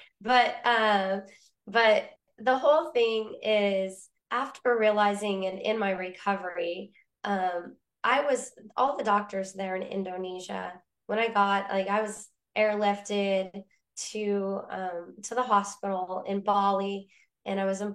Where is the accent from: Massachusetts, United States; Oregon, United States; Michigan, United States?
Oregon, United States; I grew up in Oregon